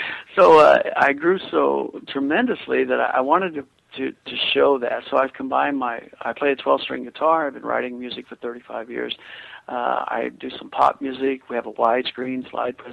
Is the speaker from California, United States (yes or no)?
no; Kansas, United States; I'm from Kansas, you know, I mean, come on, the Bible Belt